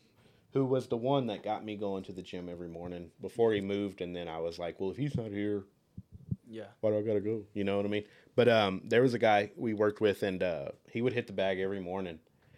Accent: Texas, United States; I'm from Texas.

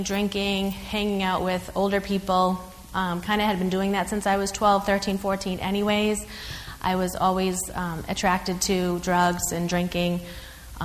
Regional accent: North Shore, Massachusetts, United States; also born or lived in Cambridge, Massachusetts; I'm from the North Shore area. Okay, Revere, Saugus, Peabody

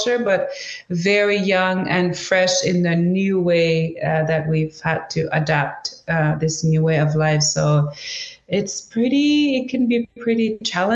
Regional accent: Canadian Arctic, Canada; first language Inuktitut; English is a second language; I'm from quite a small town. When we say small town, we should also say isolated town because we can only travel to my hometown by plane.

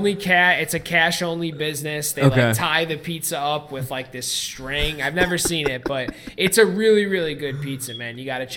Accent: New York, United States; I'm from New York, dude.

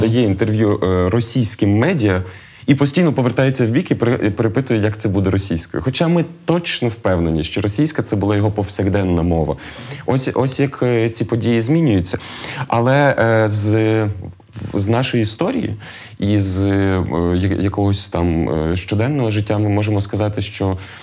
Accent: Lviv, Lviv Oblast, Ukraine; як львів'янин справжній

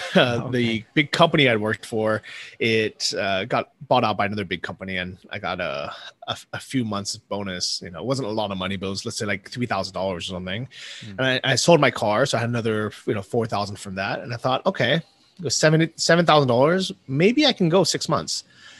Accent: United States; moved away as an adult; leaving the US, or, you know, leaving my home country and moving to a cheap place like Thailand

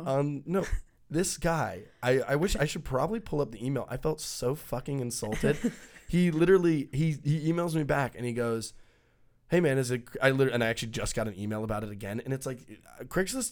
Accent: Texas, United States; we grew up in Texas

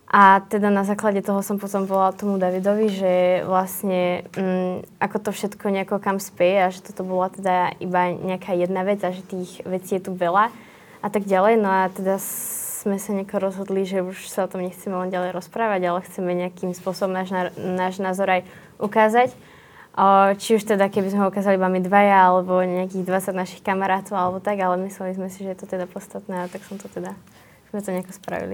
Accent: Dubnica nad Váhom, Trenčín Region, Slovakia; som z Dubnice

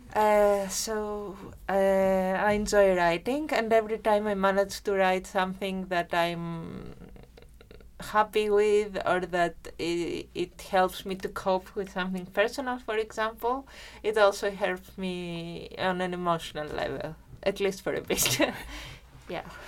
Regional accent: Germany; first language Greek and German; English is a second language; moved away; also born or lived in Greece; I'm actually bilingual. I grew up in Germany, so I am because my family migrated, a part of my family there to work, and I'm bilingual in Greek and German.

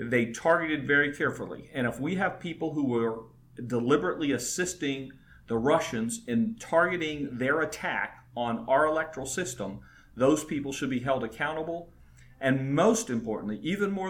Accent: Frederick County, Maryland, United States; I'm from Frederick County. Graduated from high school here in Frederick County. I live in Brunswick.

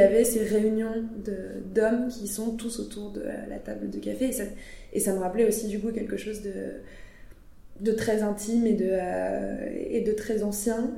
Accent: France; je suis une bonne française

